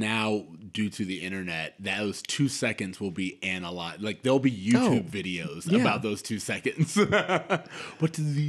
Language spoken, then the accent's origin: English; Florida, United States; I grew up in Florida, so huge football state.